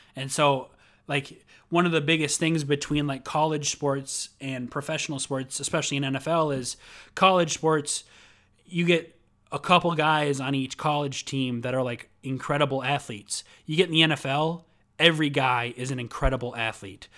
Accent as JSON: {"language": "English", "region": "Minnesota", "country": "United States", "said": "I'm from Minnesota"}